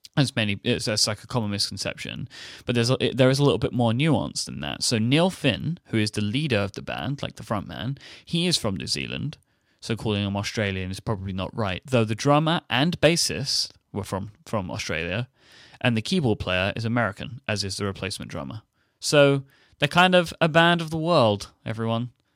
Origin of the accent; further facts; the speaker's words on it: United Kingdom; being being a Brit